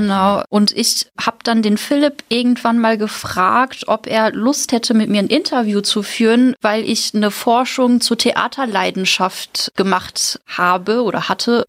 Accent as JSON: {"language": "German", "town": "Münster", "region": "North Rhine-Westphalia", "country": "Germany", "tie": "born or raised there", "moved": "as an adult", "lives_now": "Mainz, Germany", "said": "Also es ist zwar eine Studentenstadt, aber wenn man da aufgewachsen ist"}